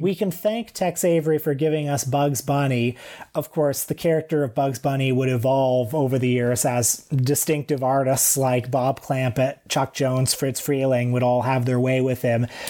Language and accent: English; Canada; as a Canadian male of a certain age